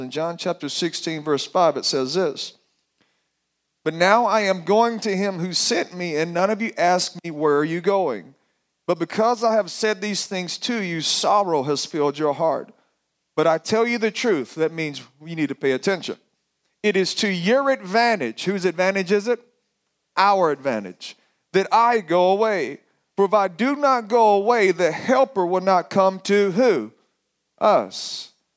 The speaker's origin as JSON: {"language": "English", "region": "Alabama", "country": "United States", "said": "you can tell by my accent, I am from the country of Alabama"}